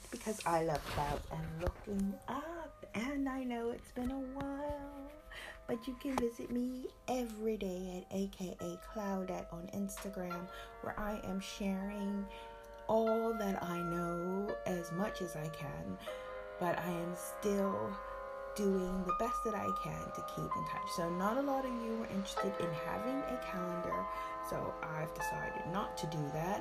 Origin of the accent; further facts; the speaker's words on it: United States; moved away as an adult; also born or lived in Berlin, Germany; now in United Kingdom; I left my home country, America, 36 years ago to travel to Germany.